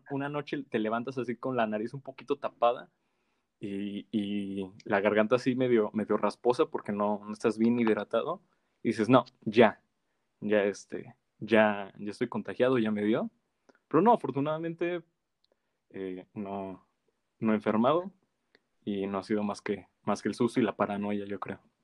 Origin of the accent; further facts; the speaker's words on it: Mexico; como mexicanos